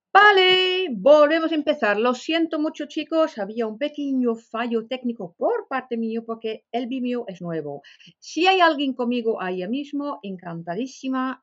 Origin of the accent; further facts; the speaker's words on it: Netherlands; Spanish is a second language; moved away as an adult; now in Spain; soy holandesa, pero más de ya 35 años vivo aquí en España